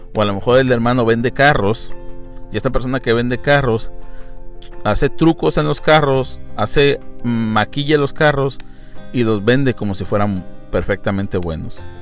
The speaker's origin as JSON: {"language": "Spanish", "country": "Mexico", "said": "yo puedo decir como mexicano"}